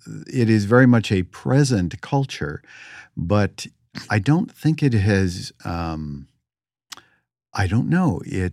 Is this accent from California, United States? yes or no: yes; California, United States; So I grew up in the Bay Area and enjoyed and immersed in El Teatro Campesino and the San Francisco Mime Troupe.